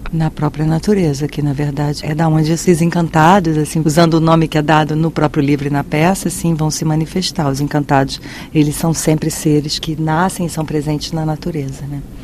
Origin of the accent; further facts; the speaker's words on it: Brazil; eu sou brasileiro tenho uma relação com isso